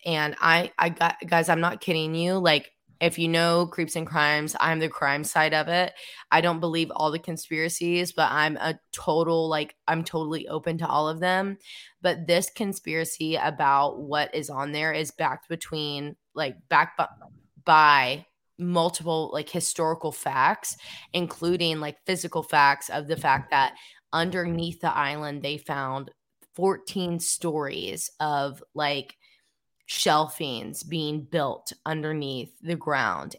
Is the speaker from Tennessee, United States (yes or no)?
yes; Cleveland, Tennessee, United States; I grew up in Cleveland, Tennessee, a small town where, like, half of the roads are country roads.